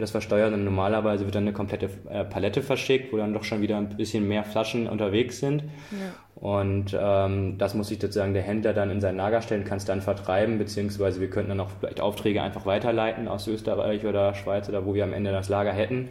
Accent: Germany; moved away as an adult; now in Braunschweig, Germany; ich komme eben aus der Nähe von Hamburg

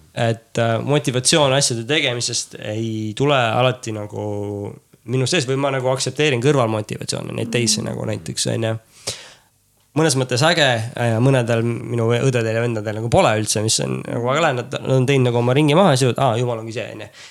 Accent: Tapa, Lääne-Viru County, Estonia; kasvasime üles Tapal

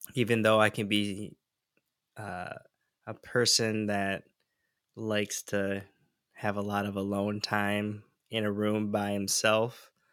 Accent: Michigan, United States; moved away as an adult; now in Santa Barbara, United States; where I was born and raised in Michigan and moved to California uh, in the Santa Barbara area

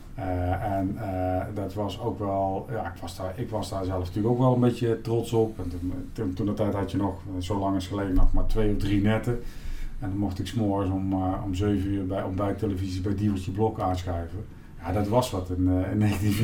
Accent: Eindhoven, North Brabant, Netherlands; Ik ben geboren in Eindhoven

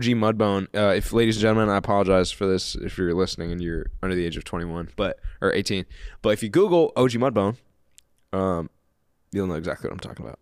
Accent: Kansas City, Missouri, United States; I'm from Kansas City. I was born in Kansas City

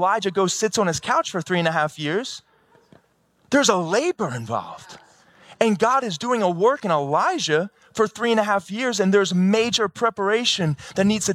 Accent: Baltimore, Maryland, United States; I'm from Baltimore

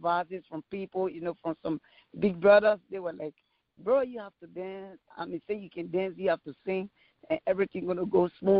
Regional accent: Liberia; English is a second language; now in United States; growing up in Liberia, there was a lot of challenges, to be honest, because the war was there and I was there. I didn't go nowhere. I was there until the war get over.

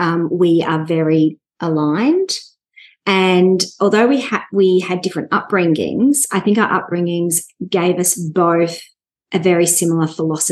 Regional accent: Melbourne, Victoria, Australia; also born or lived in Sydney; I'm from Melbourne

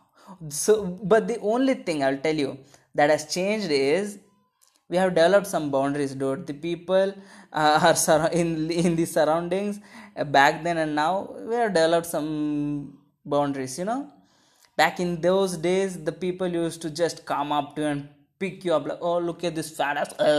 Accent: India

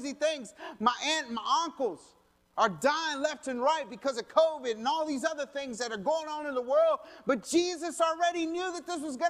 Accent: Colorado, United States; I'm from Colorado.

